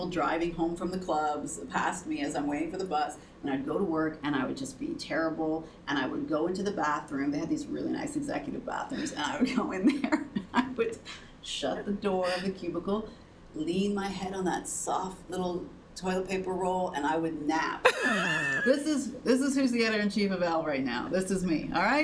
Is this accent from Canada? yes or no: yes; Canada; I'm Canadian